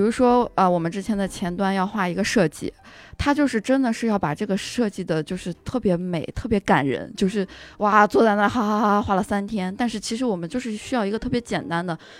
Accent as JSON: {"language": "Chinese", "town": "Weifang", "region": "Shandong", "country": "China", "tie": "born or raised there", "also_born_or_lived": "Australia", "moved": "as an adult", "said": "我们在山东潍坊啊"}